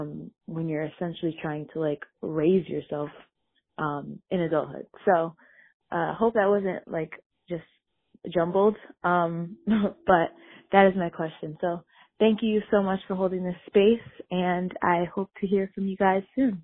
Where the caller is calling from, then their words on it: Connecticut, United States; I'm calling in from Connecticut